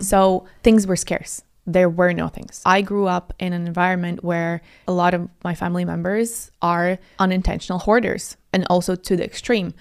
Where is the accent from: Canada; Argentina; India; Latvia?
Latvia; also born or lived in Italy / Moscow; now in United Kingdom; And I'm from Latvia originally, but I also live in Italy for almost six years